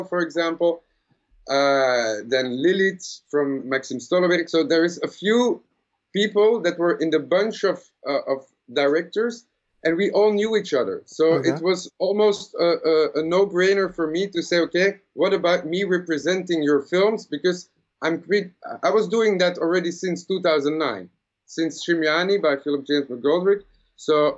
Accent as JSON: {"language": "English", "country": "Belgium", "said": "I'm from Belgium."}